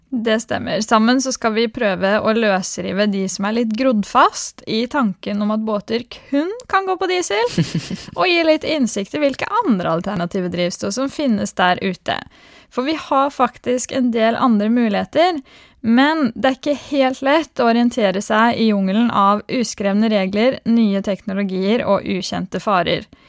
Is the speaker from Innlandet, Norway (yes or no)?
yes; Skarnes, Innlandet, Norway; moved away as an adult; also born or lived in Haugesund / Trondheim; som dere kanskje hører, så er jeg fra Østlandet, nærmere bestemt et bitte lite sted kalt Skarnes